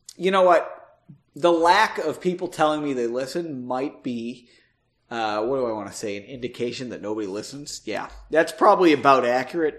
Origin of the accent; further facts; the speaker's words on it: United States; as an American citizen